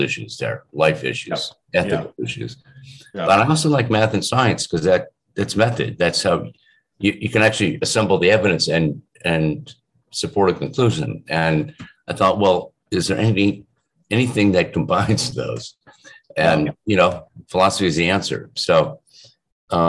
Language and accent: English; Shaker Heights, Ohio, United States; I grew up in outside Cleveland, Ohio, suburb on the east side called Shaker Heights